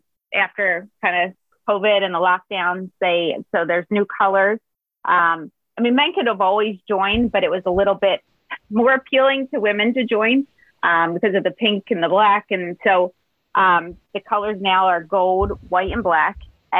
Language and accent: English; Upper Darby, Pennsylvania, United States; also born or lived in Drexel Hill, Pennsylvania; like I grew up in Upper Darby and Drexel Hill and now I'm in Springfield. So I'm still Delco.